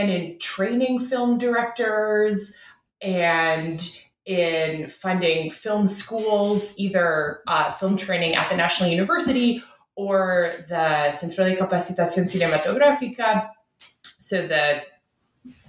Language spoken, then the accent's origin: English; Ottawa, Ontario, Canada; my home in Canada. I'm from Ottawa, Canada's capital.